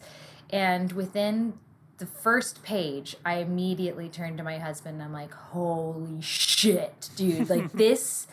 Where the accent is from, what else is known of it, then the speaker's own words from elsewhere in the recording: the South, United States; I grew up in the South